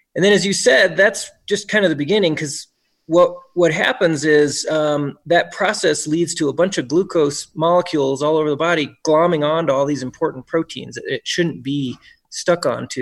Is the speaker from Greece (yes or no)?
no; Brookfield, Wisconsin, United States; also born or lived in Memphis, Tennessee / Birmingham, Alabama; now in Reno, United States; we wound up in Brookfield, Wisconsin